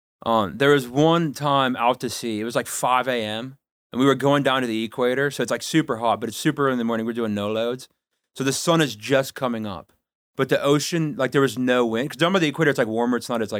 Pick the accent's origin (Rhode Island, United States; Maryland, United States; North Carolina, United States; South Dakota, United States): South Dakota, United States; Kadoka; So I am from Kadoka, South Dakota, the 605.